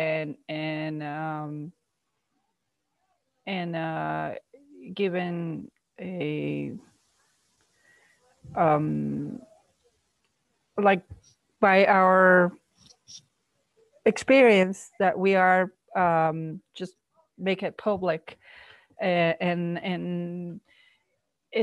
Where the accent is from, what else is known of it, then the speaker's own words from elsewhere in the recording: Mexico; first language Spanish; English is a second language; moved away; I was born in Mexico and learned to speak Spanish